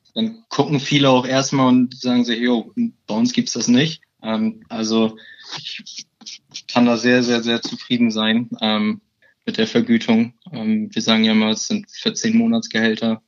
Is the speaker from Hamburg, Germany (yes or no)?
no; Bremen, Germany; 21 Jahre alt, ich komme aus Bremen und bin seit 2018 im Allianz-Team